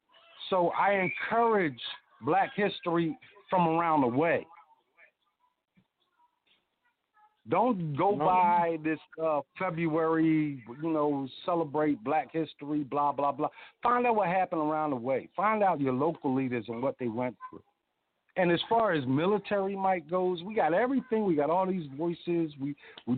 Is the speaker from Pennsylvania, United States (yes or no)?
yes; Philadelphia, Pennsylvania, United States; I was raised in West Philadelphia